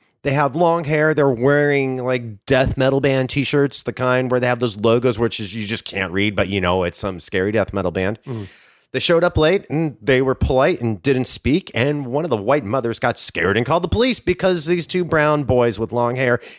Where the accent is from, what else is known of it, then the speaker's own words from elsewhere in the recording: Orange County, California, United States; I am from behind the orange curtain.